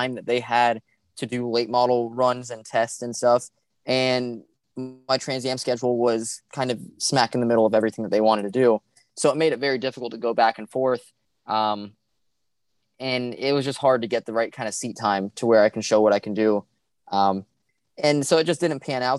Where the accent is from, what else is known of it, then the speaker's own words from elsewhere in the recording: South Florida, United States; Growing up in South Florida